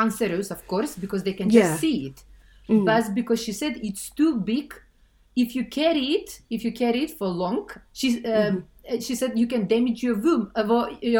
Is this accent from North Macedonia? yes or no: yes; North Macedonia; moved away; I'm originally from Macedonia